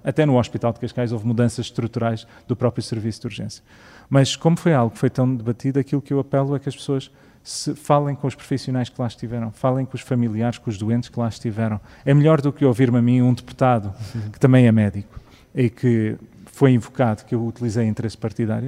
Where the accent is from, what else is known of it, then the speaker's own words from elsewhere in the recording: Canada; also born or lived in Sintra; now in Portugal; eu cresci no Canadá